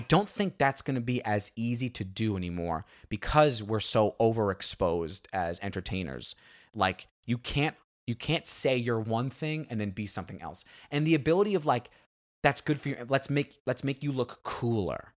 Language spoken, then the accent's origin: English; New York City, New York, United States; moved away; growing up in Staten Island